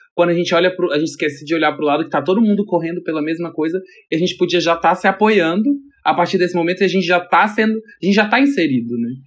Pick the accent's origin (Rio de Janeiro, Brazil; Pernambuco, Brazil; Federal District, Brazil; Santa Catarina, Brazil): Federal District, Brazil; Brasília; moved away as an adult; now in São Paulo, Brazil; sou natural de Brasília, mas eu moro em São Paulo faz uns 7 anos. Vim pra cá pra trabalhar